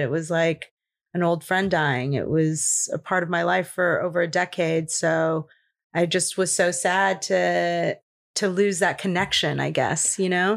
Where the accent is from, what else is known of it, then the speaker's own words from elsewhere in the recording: Los Angeles, California, United States; I grew up in Los Angeles. I'm born and raised here